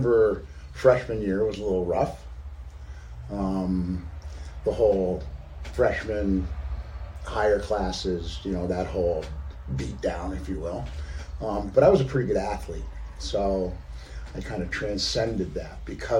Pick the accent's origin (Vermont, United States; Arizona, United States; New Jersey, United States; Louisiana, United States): Vermont, United States; Peru; I grew up in a very small town in southern Vermont, Peru, Vermont